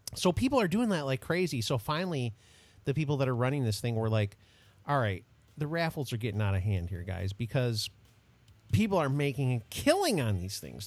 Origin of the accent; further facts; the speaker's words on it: United States; I take a lot of pride in my country, so I like I like America a lot.